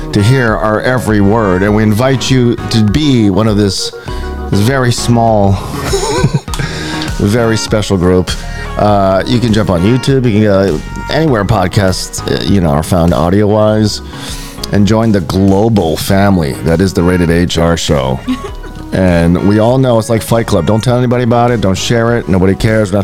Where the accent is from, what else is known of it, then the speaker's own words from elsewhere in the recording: Hawaii, United States; we was born and raised in Hawaii